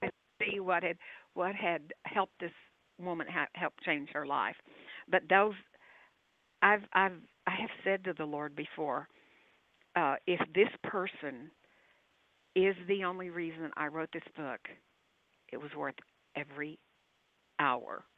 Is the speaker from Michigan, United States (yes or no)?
no; Texas, United States; I'm a Texan